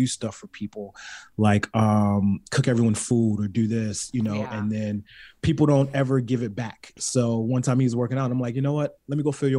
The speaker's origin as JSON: {"language": "English", "region": "California", "country": "United States", "tie": "born or raised there", "also_born_or_lived": "Baltimore", "said": "A lot of people don't know I'm from Baltimore. So it's like, yeah, I was raised in California, but I'm still a killer bee."}